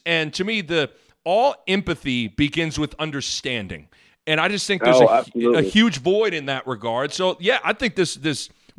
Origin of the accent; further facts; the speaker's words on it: Lincoln, Nebraska, United States; moved away; also born or lived in Lawrence, Kansas; growing up in Lincoln, Anthony, it was everybody looked like me. They came from a family like me. Their house was like mine. Their financial situation was like mine.